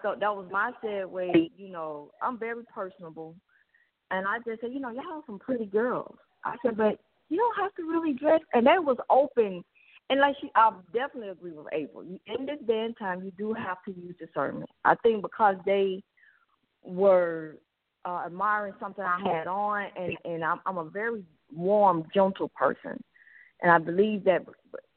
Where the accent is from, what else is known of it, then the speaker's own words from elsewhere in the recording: Atlanta, Georgia, United States; I'm born and raised in Atlanta